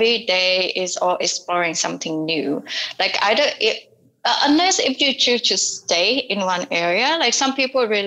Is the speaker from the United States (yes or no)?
no; Vietnam; born or raised there